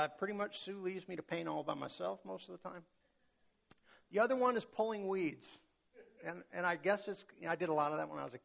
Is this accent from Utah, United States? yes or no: no; North Dakota, United States; I grew up in North Dakota.